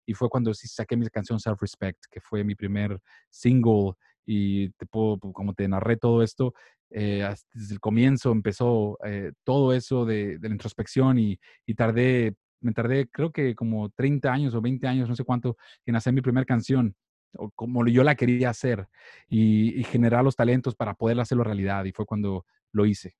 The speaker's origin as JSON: {"language": "Spanish", "town": "Monterrey", "region": "Nuevo León", "country": "Mexico", "also_born_or_lived": "Boston", "moved": "as an adult", "said": "yo soy de Monterrey, México"}